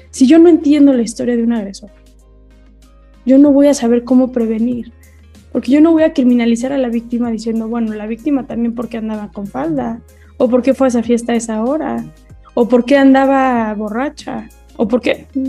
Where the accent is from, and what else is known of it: Mexico